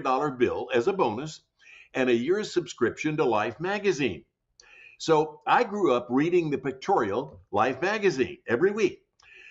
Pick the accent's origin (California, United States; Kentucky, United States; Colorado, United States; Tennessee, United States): Tennessee, United States; Jackson; moved away; also born or lived in Hollywood; When I was growing up as a kid in Jackson, Tennessee, my hometown